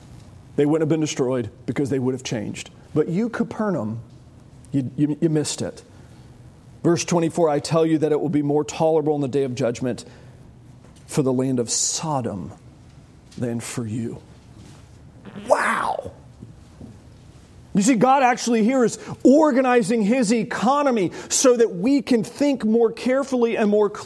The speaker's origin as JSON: {"language": "English", "country": "United States", "said": "York County. I'm from York County."}